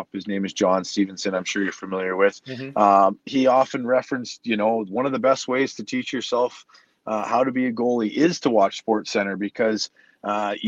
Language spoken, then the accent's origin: English; Canada; hockey was something we grew up doing in Canada